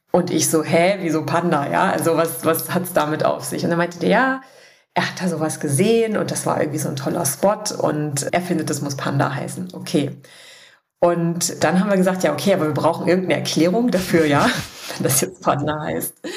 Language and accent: German; Dessau, Saxony-Anhalt, Germany; moved away as an adult; also born or lived in Berlin / Bavaria; ich komme aus Dessau. Ich habe da auch mein Abi gemacht, meine gesamte Kindheit verbracht